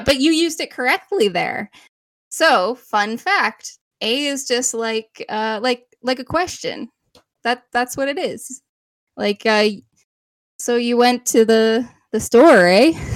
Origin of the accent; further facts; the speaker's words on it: Canada; we are Canadian